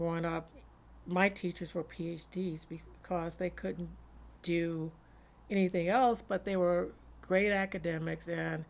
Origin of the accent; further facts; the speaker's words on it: Gary, Indiana, United States; moved away; I grew up in a little town outside of Chicago, Gary, Indiana.